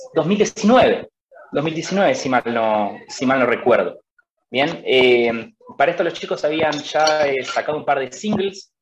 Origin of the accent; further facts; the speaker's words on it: Concordia, Entre Ríos, Argentina; somos todos de acá de, la ciudad de Concordia, nosotros somos de Entre Ríos